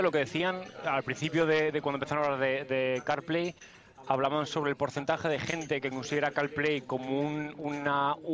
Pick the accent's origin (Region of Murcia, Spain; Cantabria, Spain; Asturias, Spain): Cantabria, Spain; Somo; Bueno, yo, soy de Somo, yo soy de Somo.